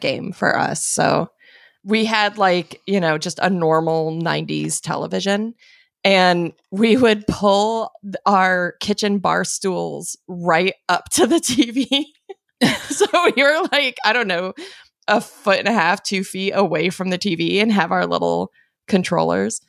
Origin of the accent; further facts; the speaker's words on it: Arizona, United States; I grew up in Arizona